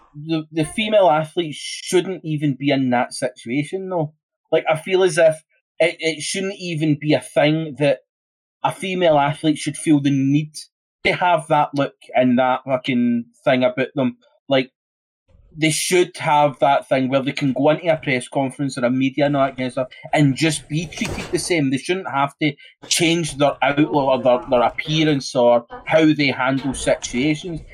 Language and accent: English; Scotland, United Kingdom; I'm fucking Scottish.